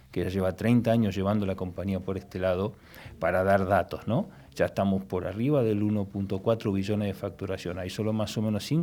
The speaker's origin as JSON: {"language": "Spanish", "region": "Buenos Aires", "country": "Argentina", "moved": "as an adult", "lives_now": "Madrid, Spain", "said": "se podrán dar cuenta por mi acento que no soy español. No eres el primero. No, me imagino. Vengo de Buenos Aires"}